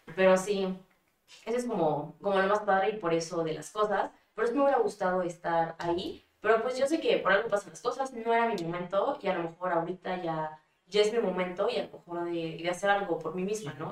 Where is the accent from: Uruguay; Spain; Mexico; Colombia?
Mexico; also born or lived in Germany; now in Puebla, Mexico; soy mexicana